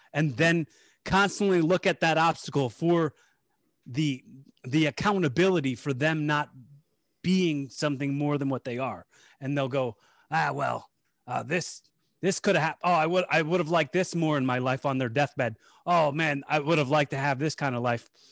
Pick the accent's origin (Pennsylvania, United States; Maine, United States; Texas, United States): Pennsylvania, United States; Bucks County; we're from, we're from Bucks County, P A, like, um, the Philadelphia suburbs